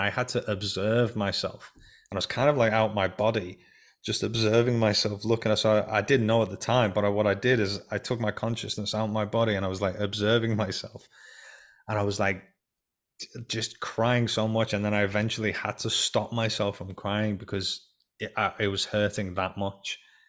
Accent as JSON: {"language": "English", "region": "England", "country": "United Kingdom", "tie": "born or raised there", "also_born_or_lived": "Iran", "said": "when I was 5 years old, we came from the Iran-Iraq war. We came from Iran to England, and I wasn't told that we were essentially going or anything."}